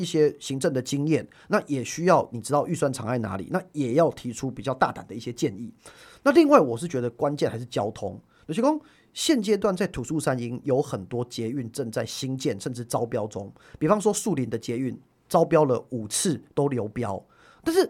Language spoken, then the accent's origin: Chinese; Yingge, New Taipei, Taiwan; 呃，我老家的莺歌，我是莺歌人。